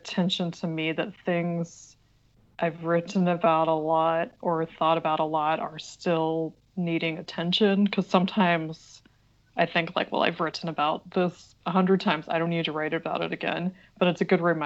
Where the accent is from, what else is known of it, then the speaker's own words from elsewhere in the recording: Oklahoma, United States; moved away as an adult; also born or lived in France; now in New York, United States; I grew up in a small town in Oklahoma